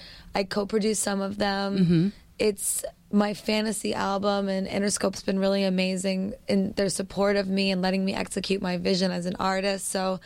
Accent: New York City, New York, United States; Well, I grew up on the West Side.

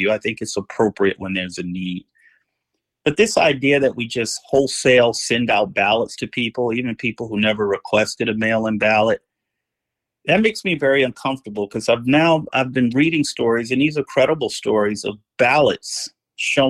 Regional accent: New Jersey, United States; moved away as an adult; now in Los Angeles, United States; I came out here from New Jersey in 1994 to attend law school at UCLA. And my plan was I was going to return home.

